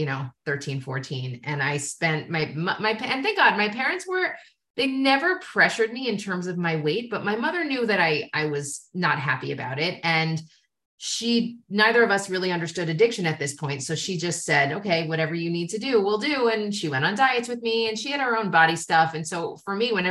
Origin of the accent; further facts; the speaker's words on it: United States; I come from America